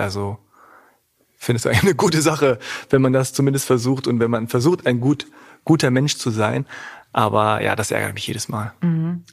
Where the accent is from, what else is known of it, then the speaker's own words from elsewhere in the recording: Hanover, Lower Saxony, Germany; accent: Hochdeutsch; also born or lived in Göttingen; meine Eltern kommen aus Korea, aber ich bin in Deutschland geboren und aufgewachsen